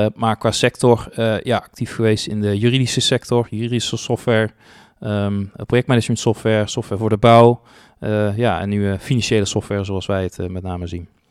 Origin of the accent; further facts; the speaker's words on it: 's-Hertogenbosch, North Brabant, Netherlands; also born or lived in Tilburg; opgegroeid in Den Bosch, hier ook naar school gegaan